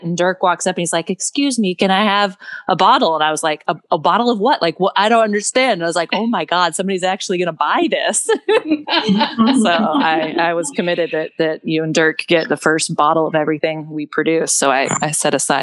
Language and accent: English; East Texas, United States; moved away; I grew up in Grandma's garden in East Texas